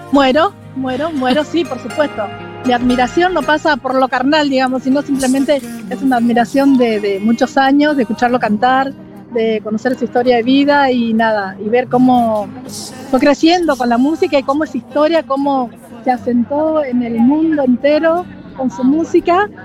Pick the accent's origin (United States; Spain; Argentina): Argentina; Santiago del Estero; moved away; yo soy de Santiago del Estero.